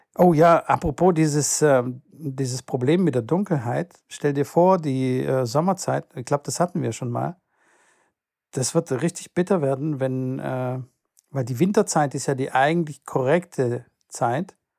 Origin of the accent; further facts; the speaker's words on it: Stuttgart, Baden-Württemberg, Germany; bei uns in Stuttgart